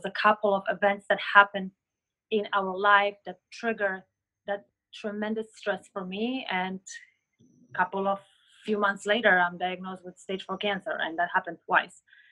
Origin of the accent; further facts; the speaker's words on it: Poland; moved away; I was born in Poland